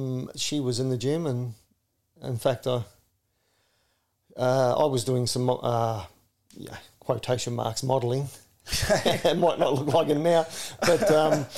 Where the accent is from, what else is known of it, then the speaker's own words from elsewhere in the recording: Shepparton, Victoria, Australia; growing up in Shepparton, you know, in the 70s, 80s and that, the SPC was the central hub of Shepparton.